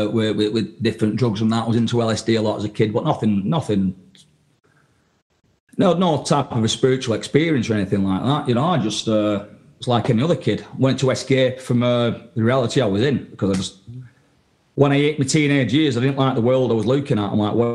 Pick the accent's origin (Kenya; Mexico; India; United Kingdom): United Kingdom; England; because I come from England, I was interested in what's going on in Europe